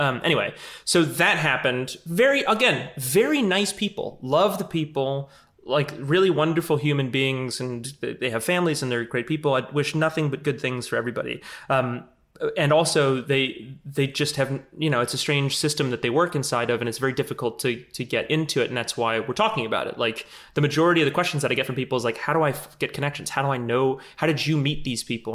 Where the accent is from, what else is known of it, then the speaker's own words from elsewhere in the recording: New Orleans, Louisiana, United States; I'm from New Orleans